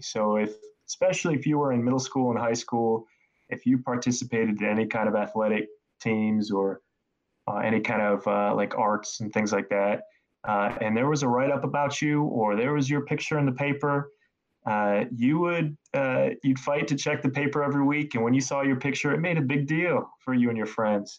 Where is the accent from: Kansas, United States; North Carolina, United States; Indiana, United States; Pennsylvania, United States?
Indiana, United States; Northeast; moved away; I was born in Indiana and I moved around a little bit growing up. Uh, but for the most part, I was raised in Northeast Indiana in a more rural area.